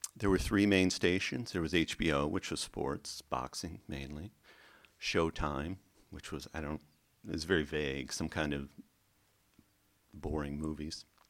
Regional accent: the middle of America, Midwest, United States; I was raised Catholic in the middle of America, in the seventies.

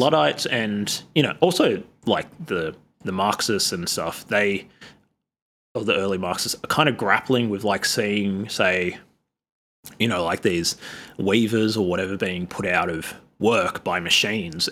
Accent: Sydney, New South Wales, Australia; I'm from Sydney, which is, like, ground zero of colonization in, in Australia

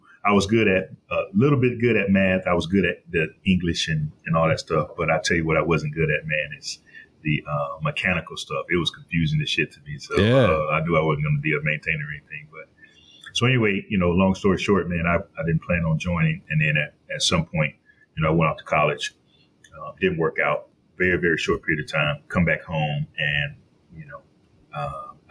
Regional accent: Columbus, Georgia, United States; I grew up in Columbus, Georgia, military town

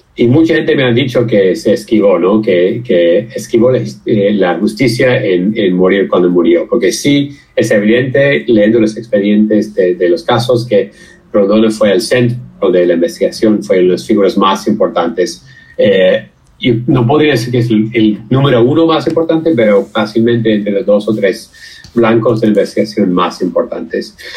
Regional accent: Seattle, Washington, United States; Spanish is a second language; moved away as an adult; also born or lived in Mexico; yo soy eh, norteamericano, este, crecí en Seattle, que está al noroeste del país, en casi borde con Canadá.

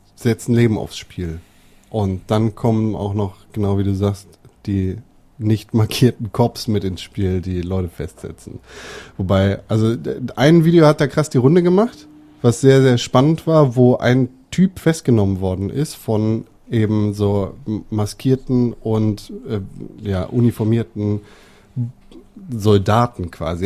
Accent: Germany; bei uns in Deutschland. Wir sind 82 Millionen

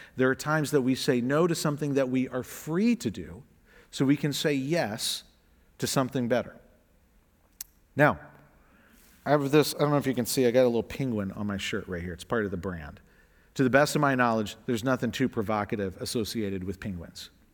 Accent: the South, United States; I'm from the South, so we would translate all y'all

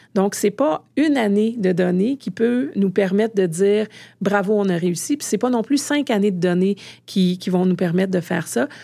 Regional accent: Canada; chez nous au Canada

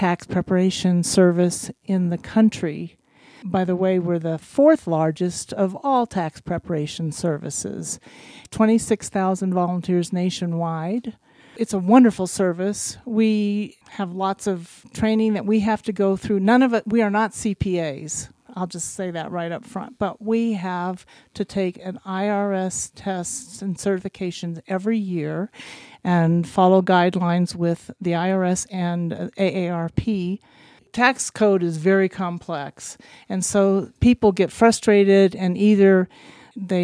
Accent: Tucson, Arizona, United States; moved away as an adult; also born or lived in Phoenix, Arizona; now in Silver Cliff, United States; I was from Tucson

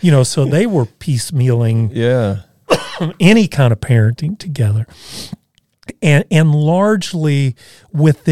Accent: Evansville, Indiana, United States; moved away; we were still living in my hometown of Evansville at the time

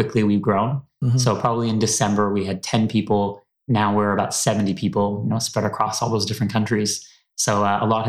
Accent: Toronto, Ontario, Canada; moved away as an adult; also born or lived in New York / San Francisco; now in London, United Kingdom; I'm originally from Toronto.

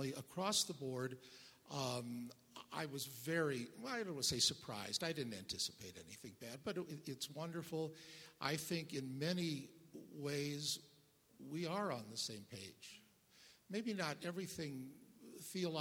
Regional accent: St. Louis, Missouri, United States; moved away as an adult; now in Colorado Springs, United States; I grew up in the Midwest in St. Louis, which is very Catholic

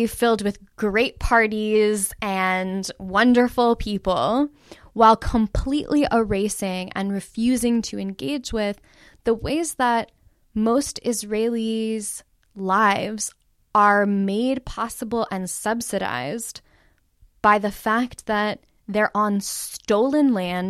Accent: Los Angeles, California, United States; now in Syracuse, United States; Jews like me, I was born in Los Angeles, California. I've lived in the U.S. my entire life

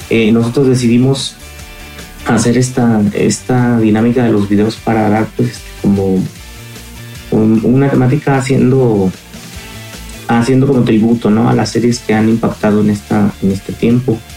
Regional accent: Morelia, Michoacán, Mexico; nosotros somos de Morelia, Michoacán.

